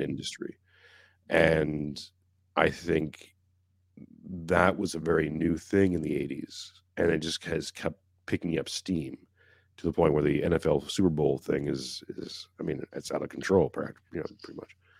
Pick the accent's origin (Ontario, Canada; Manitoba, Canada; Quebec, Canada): Quebec, Canada; Montreal; I'm from Montreal